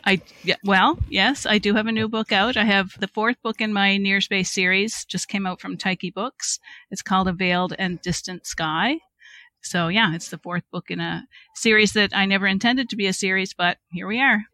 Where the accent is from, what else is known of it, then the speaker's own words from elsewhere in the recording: Cape Breton, Nova Scotia, Canada; I am from Cape Breton, Nova Scotia, if the accent has not already given me away